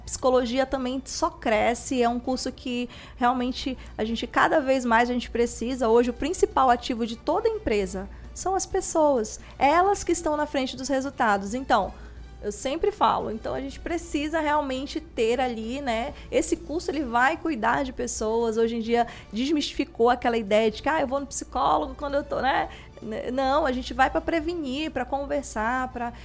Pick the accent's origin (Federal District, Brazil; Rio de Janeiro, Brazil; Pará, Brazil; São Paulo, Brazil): Pará, Brazil; Castanhal; Eu sou de Castanhal